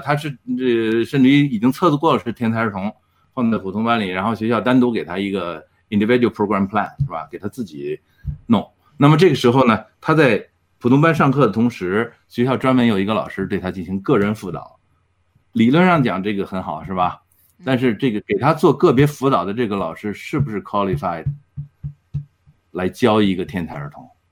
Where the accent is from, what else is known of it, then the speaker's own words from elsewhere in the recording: China; now in Edmonton, Canada; 我们中国人